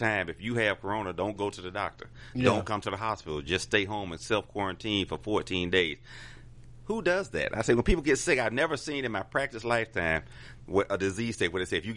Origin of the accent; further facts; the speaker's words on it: Atlanta, Georgia, United States; I'm a native Atlanta. Atlanta, born and raised in the SWAT in Bend Hill